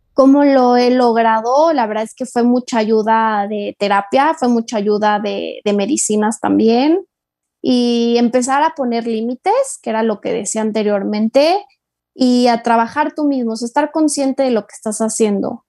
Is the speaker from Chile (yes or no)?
no; Mexico